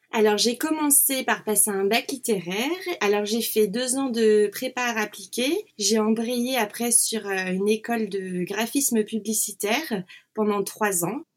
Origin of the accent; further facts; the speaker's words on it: Nantes, Pays de la Loire, France; moved away as an adult; now in Switzerland; je suis de Nantes